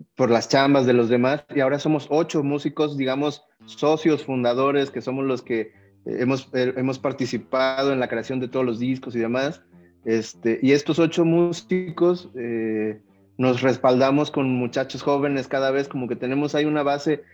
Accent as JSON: {"language": "Spanish", "region": "Veracruz", "country": "Mexico", "said": "aunque somos de Veracruz, eh, nosotros estamos en la zona montañosa"}